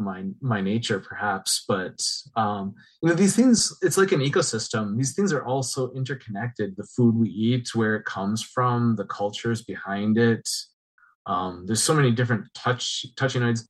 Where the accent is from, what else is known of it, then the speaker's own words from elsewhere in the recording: Midwest, United States; as a Midwesterner